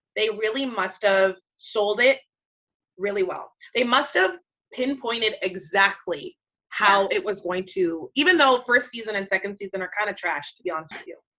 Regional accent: Jamaica; I'm Jamaican

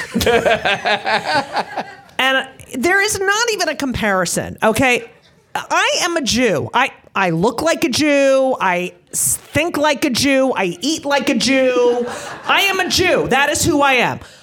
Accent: New Jersey, United States; I grew up in New Jersey.

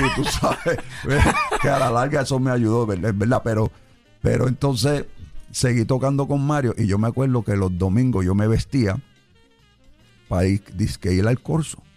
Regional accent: New York, United States; moved away as an adult; also born or lived in Chicago, Illinois; now in Puerto Rico; yo nací en Chicago, Illinois. Ok. Pero mi familia ya cuando yo tenía un año se muda para Nueva York, específicamente para el sur del Bronx. Y yo me crié en el sur del Bronx

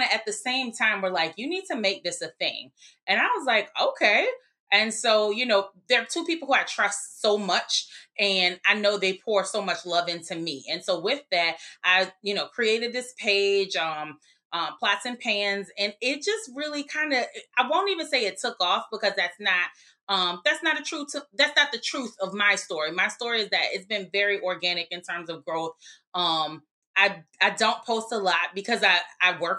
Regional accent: New Orleans, Louisiana, United States; we grew up in New Orleans, but we would spend summers, weekends, et cetera, with our grandparents in Greensburg

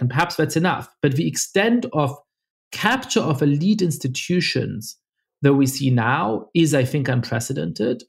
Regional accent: Germany; moved away; I, I grew up Jewish in Germany

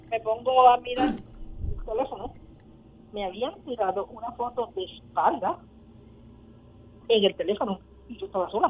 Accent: Puerto Rico

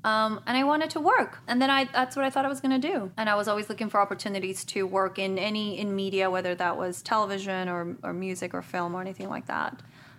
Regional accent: Guatemala; moved away as an adult; also born or lived in Madrid, Spain; now in Los Angeles, United States; parents are missionaries in Guatemala, so I grew up there. I spent 11 years in Guatemala. And before that, I was born in Spain, in Madrid. And I, you know what, when I first came to Los Angeles, I went to school, to college.

